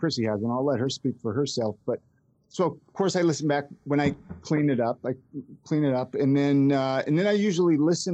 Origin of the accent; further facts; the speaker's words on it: Ventura, California, United States; So I grew up in Ventura, California, and it's just outside.